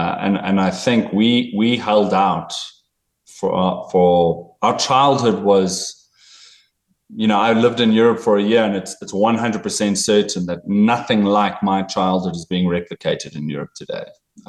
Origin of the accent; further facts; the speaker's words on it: Cape Town, Western Cape, South Africa; when I was growing up in Cape Town